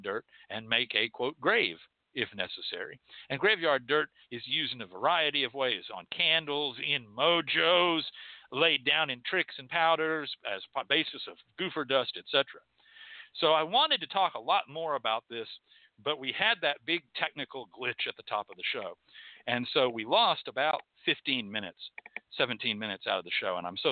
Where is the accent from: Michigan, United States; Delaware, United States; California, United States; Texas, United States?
Texas, United States; I'm from Texas